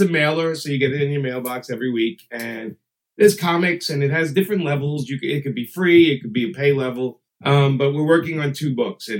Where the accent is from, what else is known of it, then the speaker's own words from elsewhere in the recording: New York City, New York, United States; I grew up in Brooklyn. I grew up with Irish, Italian, Jewish, Puerto Rican, and Black. Like, that's what I grew up in. That's the mix.